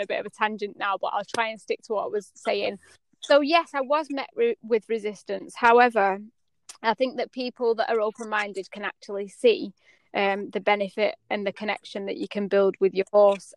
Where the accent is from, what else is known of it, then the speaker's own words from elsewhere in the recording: United Kingdom; also born or lived in United States; as a British culture